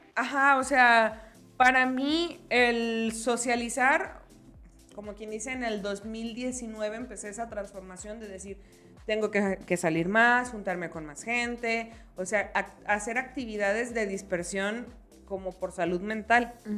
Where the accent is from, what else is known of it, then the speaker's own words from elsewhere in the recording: Jalisco, Mexico; nosotras somos de Jalisco, somos quillitas.